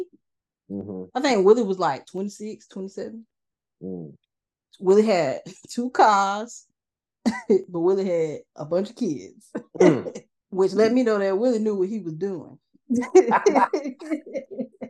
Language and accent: English; Atlanta, Georgia, United States; moved away; I was from Atlanta. So I went to Atlanta.